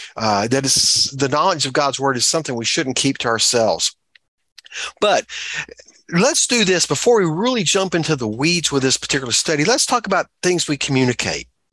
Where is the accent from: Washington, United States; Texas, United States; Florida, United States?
Texas, United States; moved away; I'm a Texan and I'm not obnoxiously proud of that.